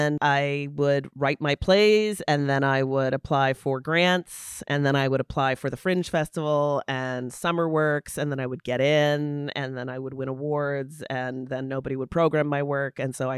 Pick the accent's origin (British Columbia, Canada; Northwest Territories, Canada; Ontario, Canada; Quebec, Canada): Ontario, Canada; London; I grew up in London, Ontario, and I got into theater